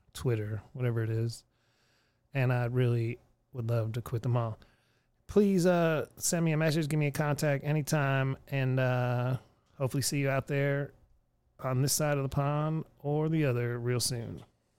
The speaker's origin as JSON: {"language": "English", "town": "Erie", "region": "Pennsylvania", "country": "United States", "tie": "born or raised there", "moved": "yes", "lives_now": "Texas, United States", "said": "my hometown again, Erie, Pennsylvania"}